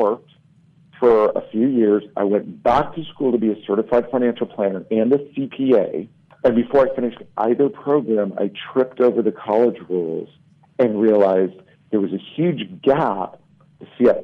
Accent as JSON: {"language": "English", "region": "Southern California", "country": "United States", "tie": "born or raised there", "said": "I grew up in Southern California"}